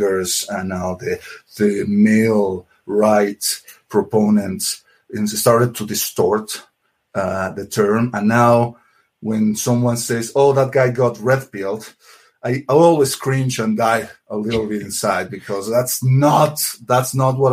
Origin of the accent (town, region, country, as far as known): Mexico City, Mexico; born or raised there